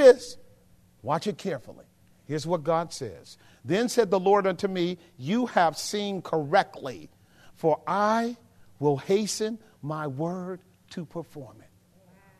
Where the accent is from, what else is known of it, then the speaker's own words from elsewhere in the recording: Oakland, California, United States; also born or lived in Texas; growing up in West Oakland